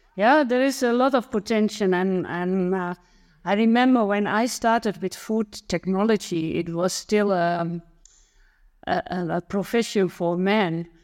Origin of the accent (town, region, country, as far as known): Netherlands; born or raised there